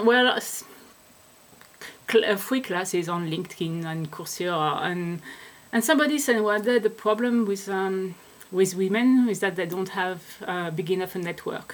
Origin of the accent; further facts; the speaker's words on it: France; moved away as an adult; also born or lived in Netherlands / Switzerland / Australia; I am French.